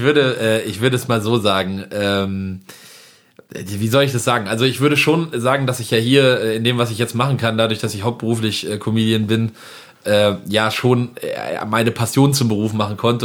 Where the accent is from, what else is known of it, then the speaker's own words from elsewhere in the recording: village near Winterberg, Siegen-Wittgenstein, North Rhine-Westphalia, Germany; moved away; bei uns in Merdeburg kann man auch wirklich sehr gut langlaufen und ich habe gerade noch mit meiner Mutter telefoniert, bei uns schneit es auch gerade tatsächlich